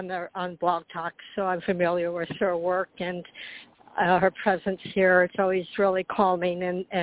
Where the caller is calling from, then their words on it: Florida, United States; I'm calling from Florida